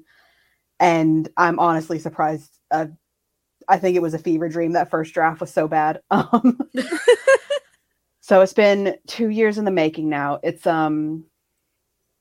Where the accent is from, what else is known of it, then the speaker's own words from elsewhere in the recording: Atlanta, Georgia, United States; also born or lived in United Kingdom; I'm originally from Atlanta, Georgia